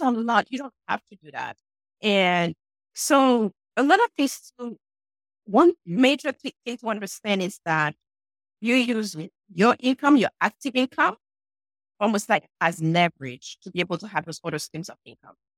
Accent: Haiti; now in New Hampshire, United States; I'm sure you guys can hear an accent. And yes, I'm from Haiti, but I'm in New Hampshire where it's very cold right now.

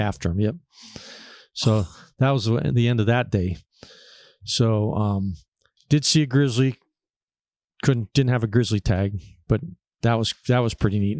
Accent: Erie, Pennsylvania, United States; I'm from Pennsylvania, uh, around Erie, Pennsylvania, northwest corner

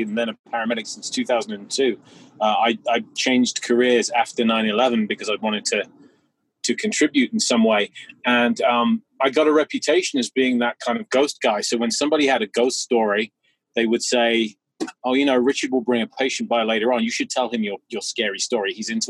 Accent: England, United Kingdom; I was a young boy growing up in England

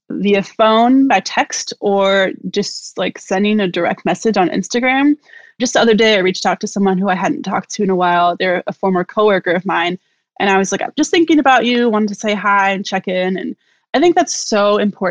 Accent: Milwaukee, Wisconsin, United States; also born or lived in Chicago; now in Columbus, United States; I'm from Milwaukee originally, and I lived in Chicago for some time, and I've lived in Columbus now for the past 10 years

